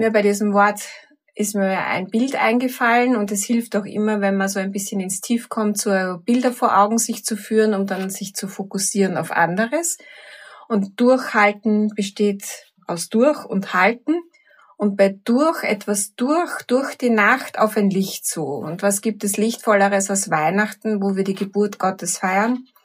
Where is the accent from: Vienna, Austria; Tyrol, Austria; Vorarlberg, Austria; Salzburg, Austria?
Vienna, Austria; In Wien, im dritten Bezirk, alles im gleichen Kretzel